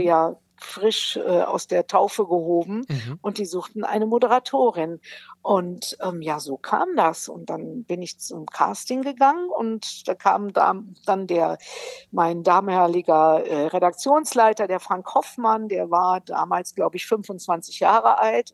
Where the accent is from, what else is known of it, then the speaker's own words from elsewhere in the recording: Brilon, North Rhine-Westphalia, Germany; moved away; ich bin aus Brilon, das liegt im Sauerland